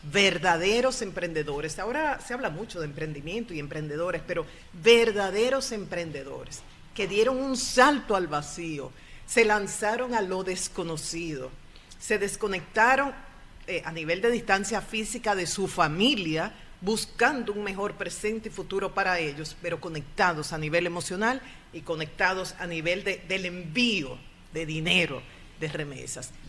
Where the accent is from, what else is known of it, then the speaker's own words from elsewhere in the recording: Dominican Republic; diferentes generaciones que están aquí haciendo un excelente trabajo y que nos llenan de orgullo como dominicanos